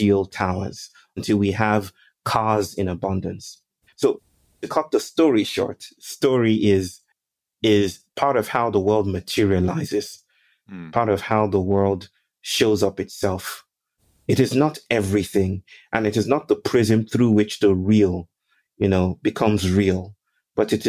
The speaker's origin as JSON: {"language": "English", "country": "Nigeria", "moved": "yes", "lives_now": "India", "said": "I'm Nigerian"}